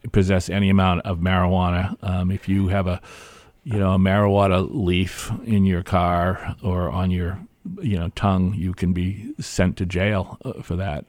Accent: Hampton, New Hampshire, United States; I grew up in Hampton, and I grew up in a dry town.

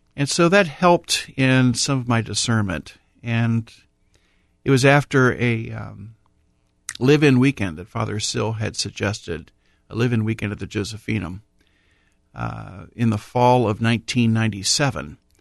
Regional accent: Columbus, Ohio, United States; Born and raised in Columbus, baptized at Corpus Christi Parish in the south end of Columbus

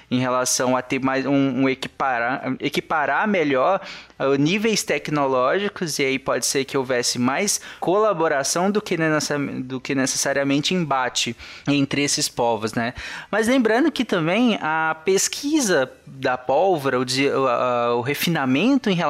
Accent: Bahia, Brazil; now in Goiânia, Brazil; Sou baiano, né? Mas moro

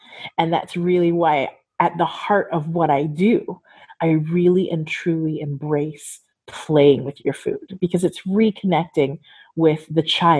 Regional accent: California, United States; Growing up in Southern California, we used to cross the border before you ever needed a passport or identification even to do that.

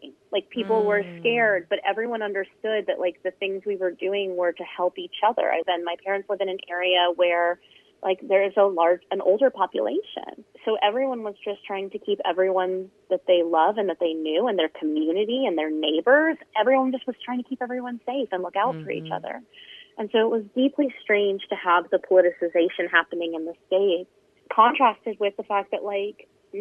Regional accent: United States; also born or lived in Scotland / France; I am an American. I live in the U.S. part-time and live in Scotland part-time

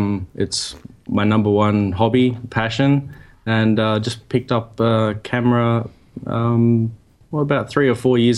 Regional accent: Perth, Western Australia, Australia; moved away as an adult; now in Sydney, Australia; I grew up in Perth, which is on the other side of Australia.

